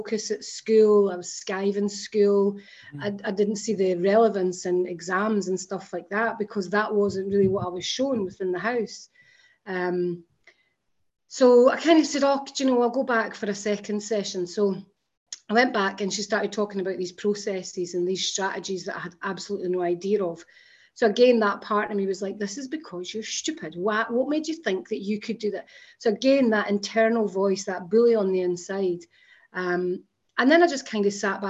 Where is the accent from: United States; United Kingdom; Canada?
United Kingdom; Scotland; I grew up in Scotland